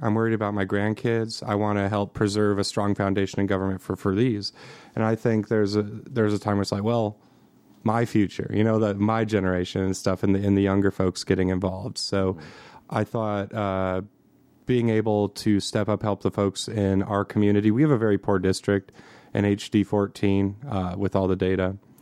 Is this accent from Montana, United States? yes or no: yes; Montana, United States; I'm from Montana